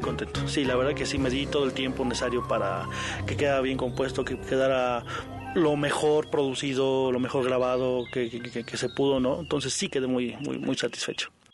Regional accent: Mexico

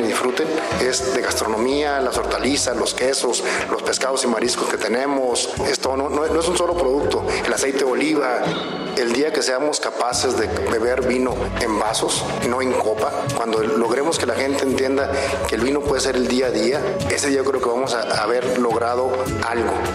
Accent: Mexico; como viticultores o como vinicultores mexicanos

